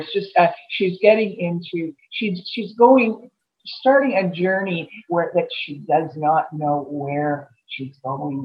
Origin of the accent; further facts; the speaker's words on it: Montreal, Quebec, Canada; moved away as an adult; I grew up in Montreal. I went to school in Montreal. Left there when I was about 20.